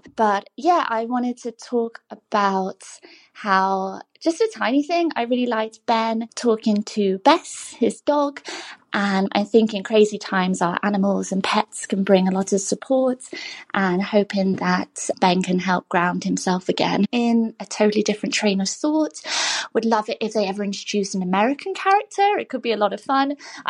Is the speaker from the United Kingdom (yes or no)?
yes; Cheshire, North West England, United Kingdom; now in Northern Virginia, United States; I'm calling in from Northern Virginia. I grew up listening to The Archers with my mum in rural Cheshire.